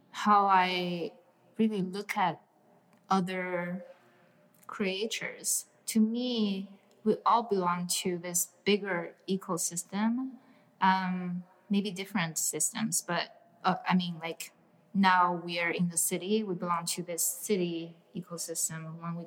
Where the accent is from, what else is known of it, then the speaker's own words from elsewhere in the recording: Shanghai, China; now in New York City, United States; I grew up in China